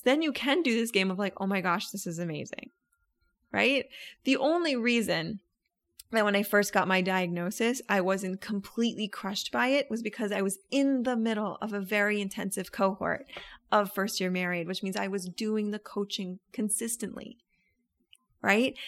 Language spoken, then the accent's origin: English; Orlando, Florida, United States; I'm from Orlando